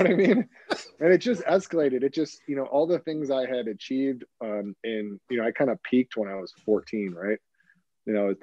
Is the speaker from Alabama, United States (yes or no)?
no; Hermosa Beach, California, United States; I grew up in Hermosa Beach, California